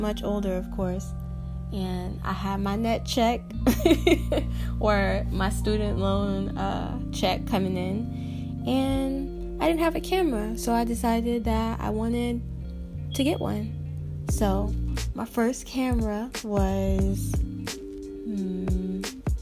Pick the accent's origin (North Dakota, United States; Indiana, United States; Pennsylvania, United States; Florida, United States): Florida, United States; Tampa; I am from Tampa, Florida. Born and raised my whole life